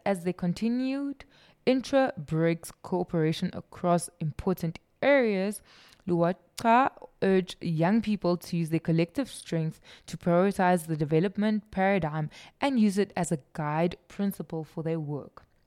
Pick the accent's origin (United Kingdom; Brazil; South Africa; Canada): South Africa; I'm South African